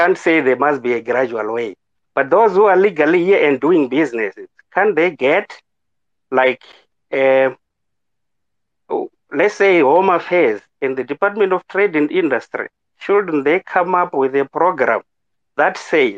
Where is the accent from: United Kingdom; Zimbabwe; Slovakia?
Zimbabwe; moved away as an adult; now in South Africa; I'm a foreigner, I'm from Zimbabwe. I have been here in South Africa for the past 12 years